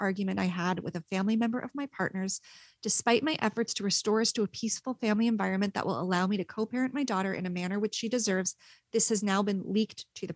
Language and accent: English; Princeton, New Jersey, United States; my hometown of Princeton, New Jersey